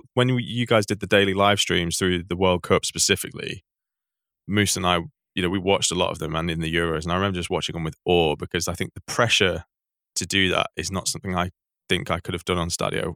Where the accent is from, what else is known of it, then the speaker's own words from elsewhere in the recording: Manchester, North West England, United Kingdom; I grew up in Manchester.